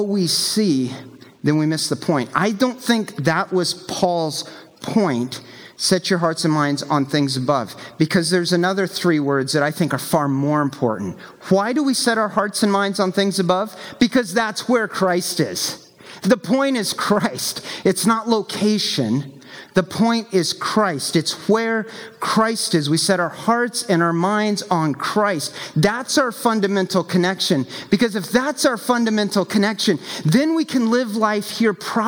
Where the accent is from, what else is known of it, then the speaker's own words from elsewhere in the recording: the American South, United States; I grew up in the American South